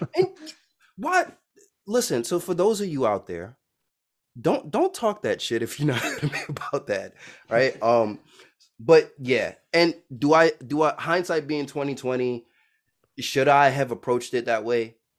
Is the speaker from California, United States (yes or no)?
no; New York City, New York, United States; I'm from Brooklyn, New York